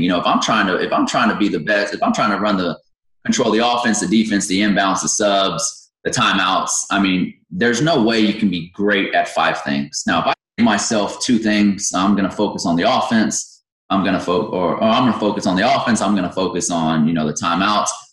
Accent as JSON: {"language": "English", "town": "Victoria", "region": "Texas", "country": "United States", "tie": "born or raised there", "also_born_or_lived": "Yorktown, Texas", "said": "I grew up in Victoria. I was born and raised there."}